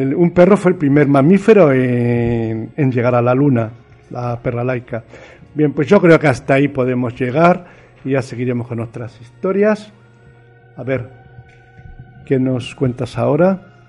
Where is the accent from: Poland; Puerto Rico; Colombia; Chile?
Chile; La Serena, Coquimbo; now in Spain; es de mi pueblo, de la provincia de Coquimbo, en La Serena, Chile.